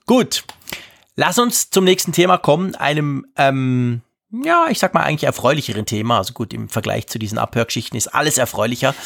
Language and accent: German; Switzerland; als Schweizer